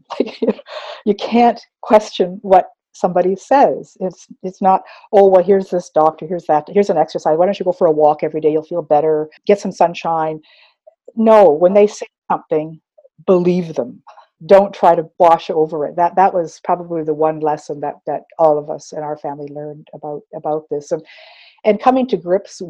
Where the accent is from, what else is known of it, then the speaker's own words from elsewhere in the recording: Fort Erie, Ontario, Canada; also born or lived in Six Nations of the Grand River, Ontario; being the only Indian family, or as we say today, Indigenous family in Fort Erie, Ontario